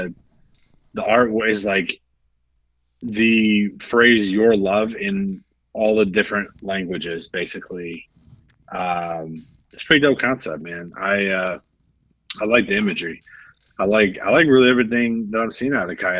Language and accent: English; Midwest, United States; moved away as an adult; now in East Coast, United States; I grew up in the Midwest, and here I am on the East Coast at the a later stage in my life.